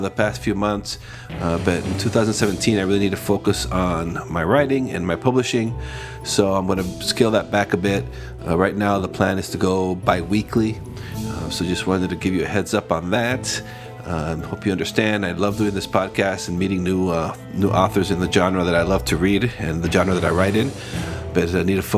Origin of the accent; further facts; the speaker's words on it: Costa Rica; I was born and raised in Costa Rica.